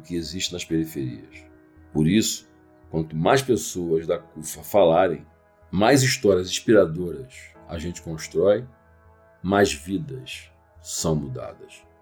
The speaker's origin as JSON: {"language": "Portuguese", "region": "Rio de Janeiro", "country": "Brazil", "tie": "born or raised there", "also_born_or_lived": "Nilópolis", "said": "Eu sou do Rio de Janeiro, da Baixada Fluminense, de uma cidade chamada Nilópolis"}